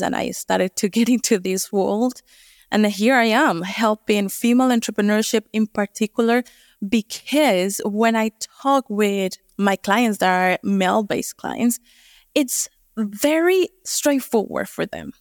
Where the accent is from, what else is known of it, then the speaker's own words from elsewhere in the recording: Colombia; moved away as an adult; also born or lived in United States; now in New Zealand; I'm originally from Colombia